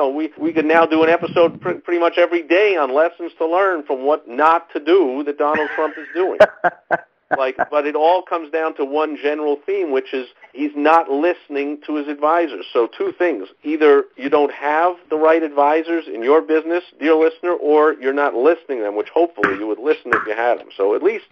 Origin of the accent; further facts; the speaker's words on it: New York, United States; moved away; I am from New York originally, if you can't tell by the sound of my voice